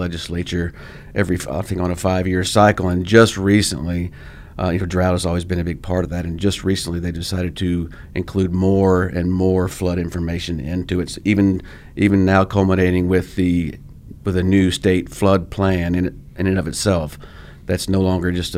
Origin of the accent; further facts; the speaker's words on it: Oklahoma, United States; also born or lived in Louisiana; I'm originally from Louisiana. Came to Oklahoma as a small child with my family. Been here ever since, so I consider myself an Oklahoman.